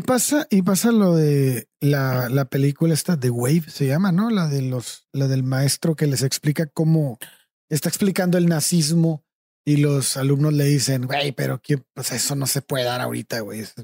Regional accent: Mexico

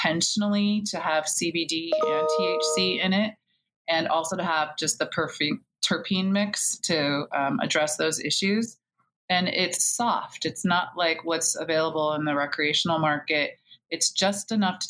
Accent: a small island outside of Seattle, Pacific Northwest, Washington, United States; moved away as an adult; also born or lived in Pennsylvania; now in Baltimore, United States; I grew up in the Pacific Northwest in a small island outside of Seattle

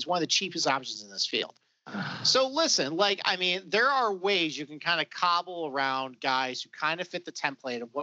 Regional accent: Rochester, New York, United States; accent: Rochester; my Rochester accent

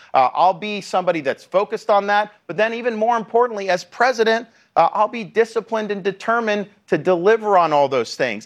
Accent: Florida, United States; my home state of Florida

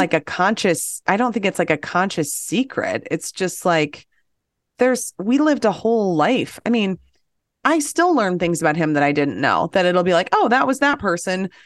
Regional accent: Apple Valley, Minnesota, United States; I grew up in Apple Valley

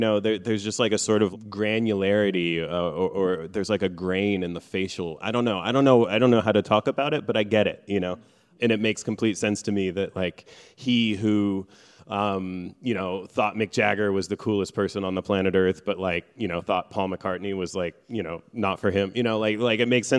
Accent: Midwest, United States; first language Farsi; English is a second language; also born or lived in Iran; Growing up in the Midwest

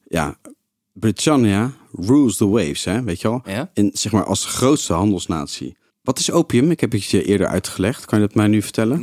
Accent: Netherlands; Wij waren als Nederlanders

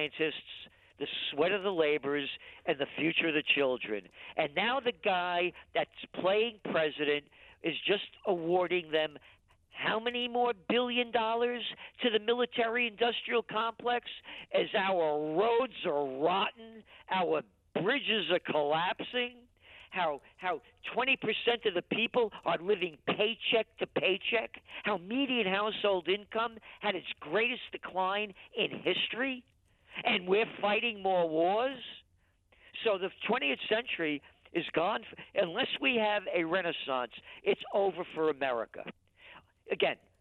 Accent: United States; I'm an American

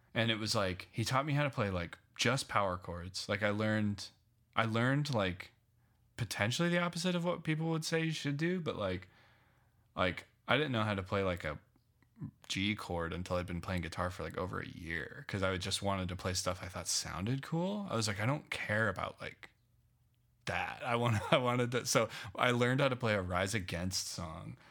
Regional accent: Loveland, Colorado, United States; born or raised there; also born or lived in Phoenix / New York

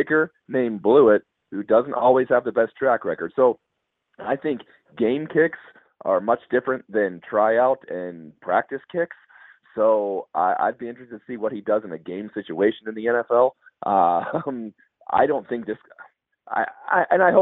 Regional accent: Pittsburgh, Pennsylvania, United States; Growing up in the Pittsburgh area

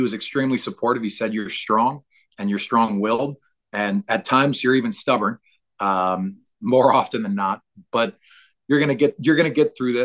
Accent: New Orleans, Louisiana, United States; I'm from New Orleans

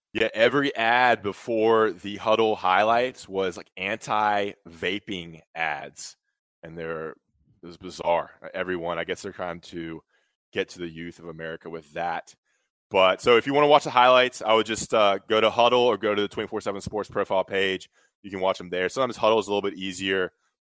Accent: Greensboro, North Carolina, United States; I'm from Greensboro, so I'll give him the slight edge over other talented players.

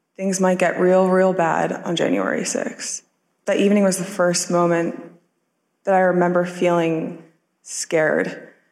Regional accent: United States; As an American

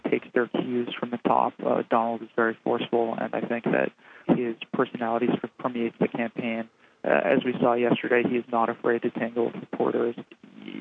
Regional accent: Belmont, Massachusetts, United States; I'm from Boston.

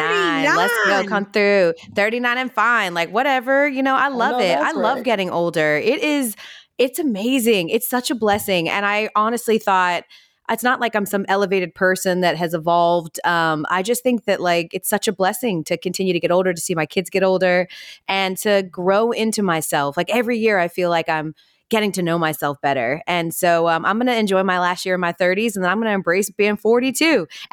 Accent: Marietta, Georgia, United States; So I'm from like the Marietta, Powder Springs area. So the Burbs for sure.

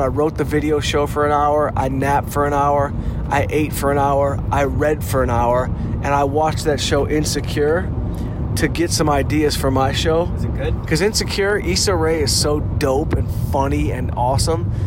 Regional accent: Detroit, Michigan, United States; I'm from Detroit

